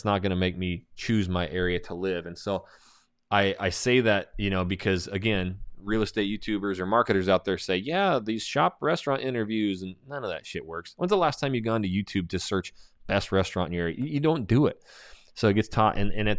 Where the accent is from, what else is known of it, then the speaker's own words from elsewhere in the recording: Coeur d'Alene, Idaho, United States; okay, I'm from Coeur d'Alene, Idaho, Hayden Lake, Idaho.